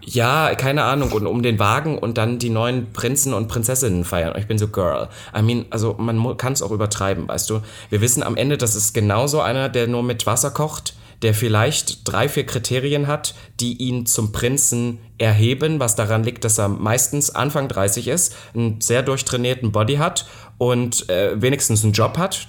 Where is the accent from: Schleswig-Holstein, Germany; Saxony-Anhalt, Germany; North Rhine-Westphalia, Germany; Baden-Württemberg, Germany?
Saxony-Anhalt, Germany; Halle; moved away; letzte Woche war ich ja auch in meiner alten Heimat und dann ist mir auch aufgefallen, in Halle